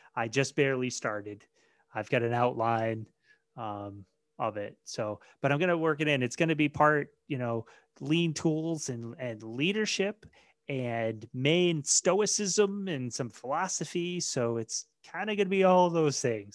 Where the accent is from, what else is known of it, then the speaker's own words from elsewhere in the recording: Maine, United States; I was born and raised in Maine